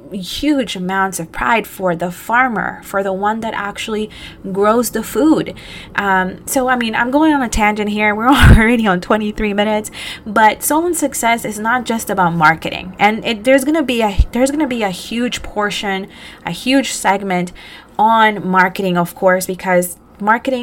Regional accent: Costa Rica; now in New Jersey, United States; I was born in Costa Rica

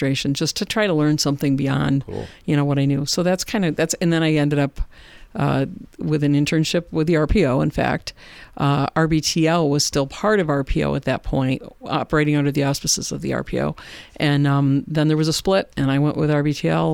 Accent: Warsaw, New York, United States; I grew up in Warsaw, New York, and that's where I live now.

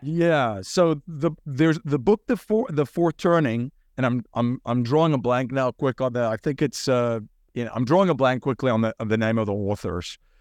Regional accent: South Africa; moved away as an adult; now in United States; I grew up in, in South Africa

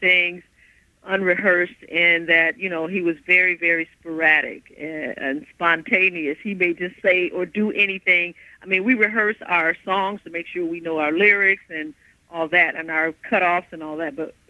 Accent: Midwest, United States; That's fun, but you know, I'm from the Midwest.

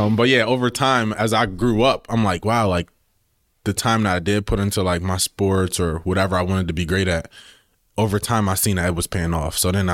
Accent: Wilmington, Delaware, United States; Born and raised in Delaware. Grew up in Wilmington.

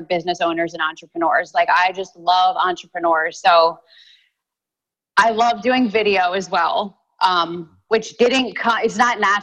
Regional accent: Delaware, United States; moved away; where I'm from Delaware, just over the line.

